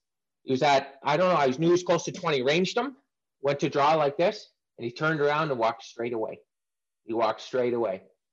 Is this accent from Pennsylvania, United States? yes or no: yes; Pennsylvania, United States; Pennsylvania. I'll go right to the start.